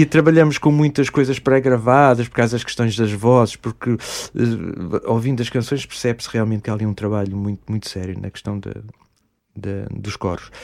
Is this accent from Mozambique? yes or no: yes; Mozambique; now in Tomar, Portugal; eu sou moçambicano, nasci em Moçambique